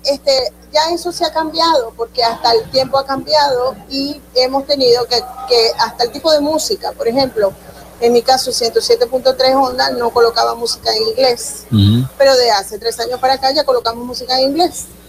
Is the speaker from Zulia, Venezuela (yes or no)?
yes; Zulia, Venezuela